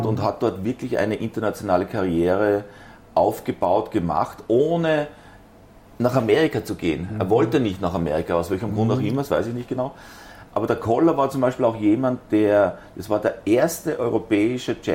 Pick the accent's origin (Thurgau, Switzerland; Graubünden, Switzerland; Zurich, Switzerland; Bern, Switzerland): Zurich, Switzerland; also ich bin in der Schweiz geboren